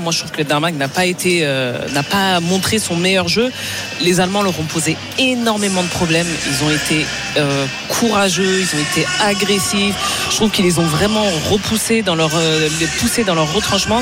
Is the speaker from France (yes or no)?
yes; France; je suis française